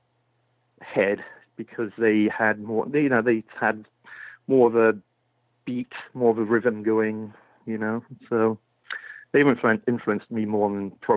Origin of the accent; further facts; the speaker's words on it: Swindon, South West England, United Kingdom; moved away as an adult; now in Marin County, United States; I grew up in Swindon